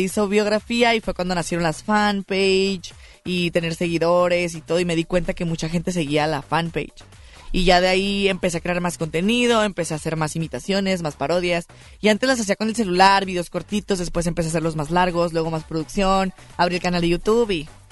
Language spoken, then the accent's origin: Spanish; Tijuana, Baja California, Mexico; soy de Tijuana, Baja California